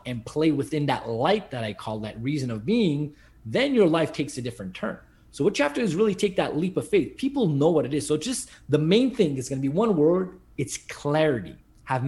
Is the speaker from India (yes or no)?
no; Montreal, Quebec, Canada; I'm from Montreal, Canada